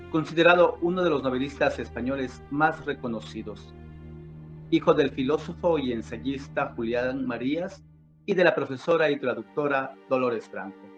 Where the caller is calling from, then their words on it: Loja, Ecuador; le saludo cordialmente desde Loja, Ecuador.